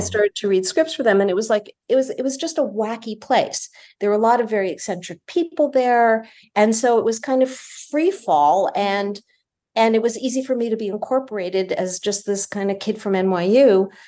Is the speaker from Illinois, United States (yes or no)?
no; northern Bergen County, New Jersey, United States; moved away; I grew up in New Jersey